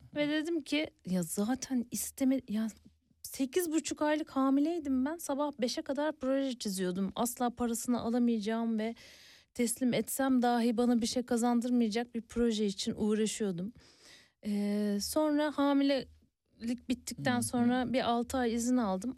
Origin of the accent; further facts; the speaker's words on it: Ereğli, Zonguldak, Turkey; moved away; also born or lived in Istanbul; ben orada doğup büyüdüm